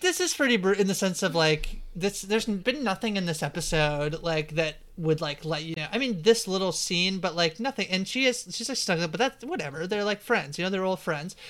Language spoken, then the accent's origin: English; Canada